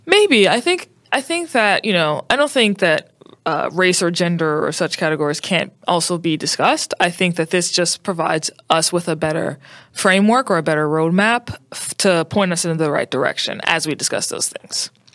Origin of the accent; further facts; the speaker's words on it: New Orleans, Louisiana, United States; I'm from New Orleans, Louisiana.